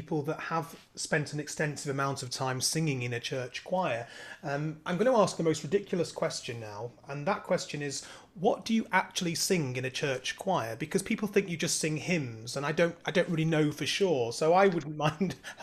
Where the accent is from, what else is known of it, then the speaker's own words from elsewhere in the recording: Devon, South West England, United Kingdom; I was born in Devon